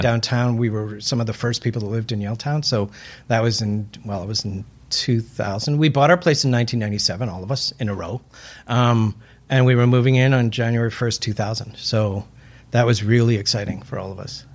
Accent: Vancouver, British Columbia, Canada; moved away as an adult; also born or lived in Burnaby / Vietnam / Beijing / Guangzhou; I am from Vancouver. I was actually born in Burnaby, but uh, grew up here

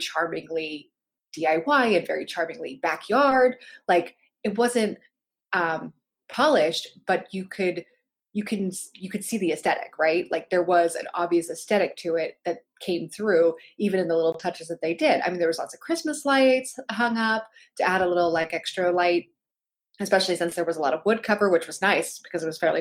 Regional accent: Pittsburgh, Pennsylvania, United States; I'm from Pittsburgh

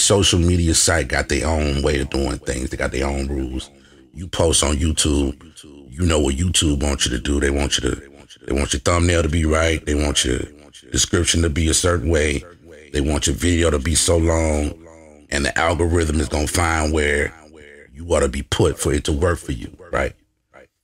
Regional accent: Lake Charles, Louisiana, United States; moved away as an adult; also born or lived in Lafayette, Louisiana; I'm from Lake Charles. Born and raised.

